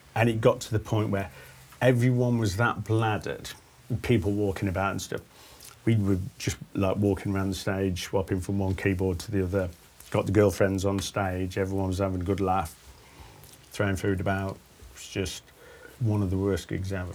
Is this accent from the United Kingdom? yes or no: yes; Stafford, West Midlands, United Kingdom; from Stafford